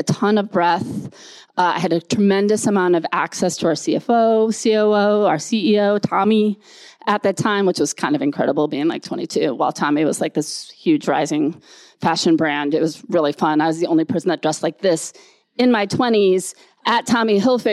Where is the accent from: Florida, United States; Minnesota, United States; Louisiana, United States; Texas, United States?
Minnesota, United States; Rochester; I grew up in Rochester, Minnesota.